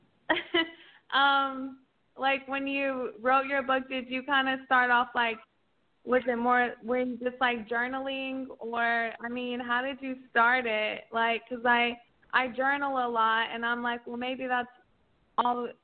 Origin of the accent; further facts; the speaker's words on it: Oklahoma, United States; now in Dallas, United States; I'm from Oklahoma, but I live in Dallas.